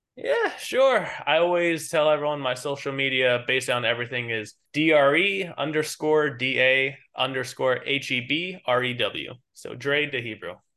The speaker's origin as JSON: {"language": "English", "region": "New York", "country": "United States", "tie": "born or raised there", "accent": "New York", "said": "born and raised in New York."}